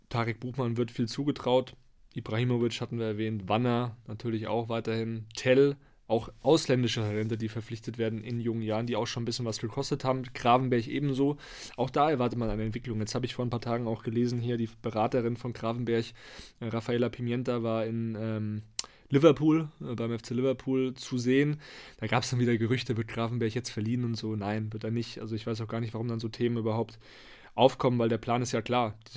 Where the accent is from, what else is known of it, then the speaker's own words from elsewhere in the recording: Hesse, Germany; Ich komme ja auch aus der Nähe von Frankfurt ursprünglich